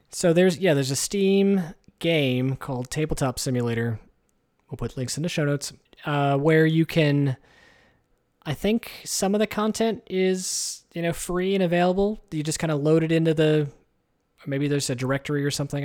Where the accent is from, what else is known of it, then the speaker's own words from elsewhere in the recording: United States; We're American